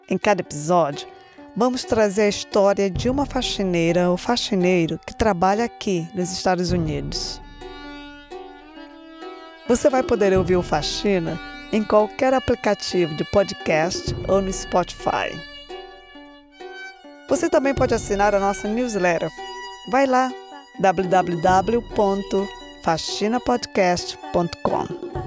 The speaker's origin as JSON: {"language": "Portuguese", "country": "Brazil", "lives_now": "United States", "said": "Eu não digo que eu sou americana, eu sou brasileira, eu amo meu país."}